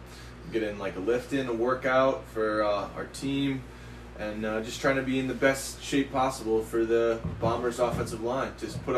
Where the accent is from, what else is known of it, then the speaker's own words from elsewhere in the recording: Stamford, Connecticut, United States; I'm from Stamford, Connecticut, little town, right on the border of New York.